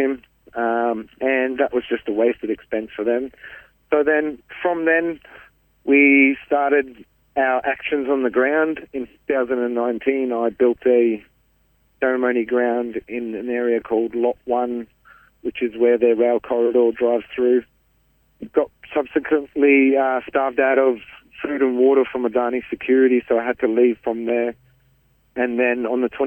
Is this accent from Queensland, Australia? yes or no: yes; central Queensland, Australia; I'm from the Wangan and Jagalingou people from central Queensland